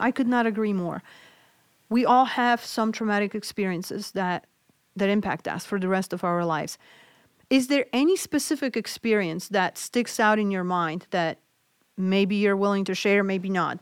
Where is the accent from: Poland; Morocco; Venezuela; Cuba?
Poland; moved away; I grew up in Poland